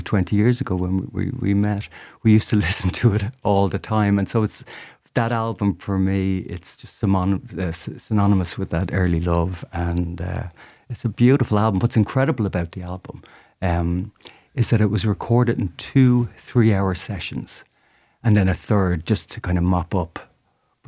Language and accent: English; Dublin, Leinster, Ireland; I'm still from Dublin